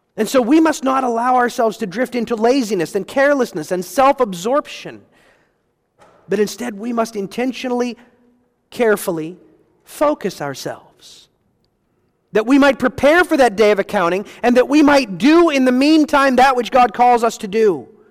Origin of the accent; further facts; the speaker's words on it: United States; recognized as Americans. We experienced it, our family